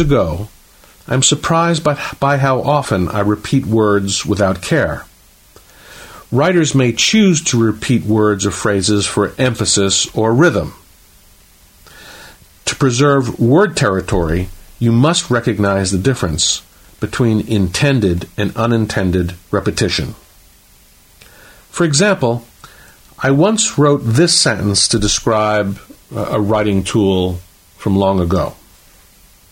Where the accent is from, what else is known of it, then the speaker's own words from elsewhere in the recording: St. Petersburg, Florida, United States; my hometown of St. Petersburg, Florida.